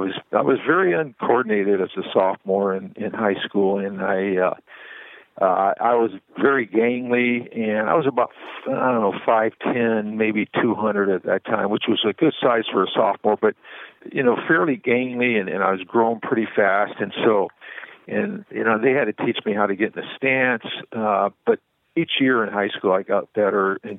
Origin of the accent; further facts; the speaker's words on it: California, United States; When I was growing up in Southern California, I was rather large as a youngster